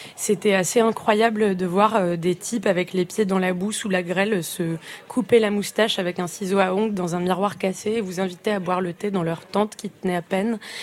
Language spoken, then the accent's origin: French; France; je suis née en France